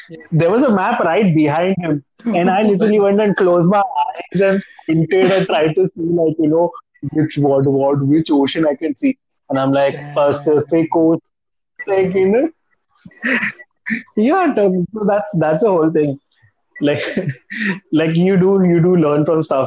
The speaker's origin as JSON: {"language": "English", "town": "Mumbai", "region": "Maharashtra", "country": "India", "tie": "born or raised there", "said": "Being born and raised in Mumbai"}